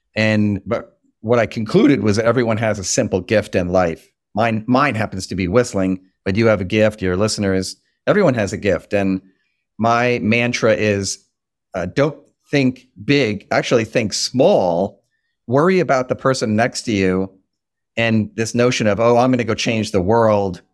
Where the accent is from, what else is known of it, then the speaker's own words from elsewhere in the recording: Long Island, New York, United States; moved away as an adult; now in Washington, D.C., United States; I'm from Long Island, New York